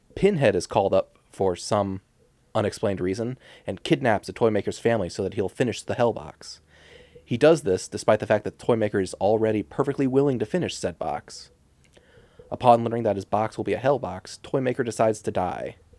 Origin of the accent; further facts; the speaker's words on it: United States; I'm an American